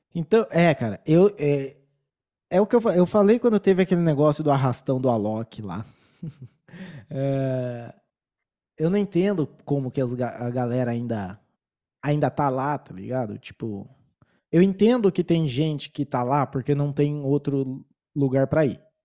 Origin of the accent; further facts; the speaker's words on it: São Paulo, Brazil; now in Colombia; eu sou de São Paulo, então eu torço pro Palmeiras